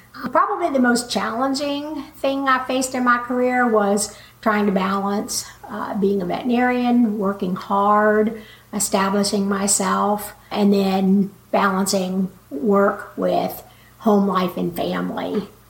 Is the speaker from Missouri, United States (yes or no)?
no; Waco, Texas, United States; now in Chico, United States; I grew up in Waco, Texas, and had four brothers and sisters